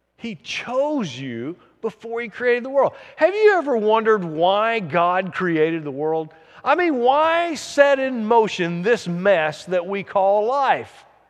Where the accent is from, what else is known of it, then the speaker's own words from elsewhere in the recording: the South, United States; I'm from the South